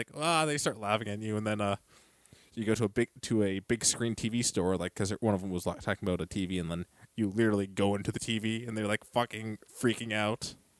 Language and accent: English; the South, United States; accent: southern; I try, but I'm just working my southern accent.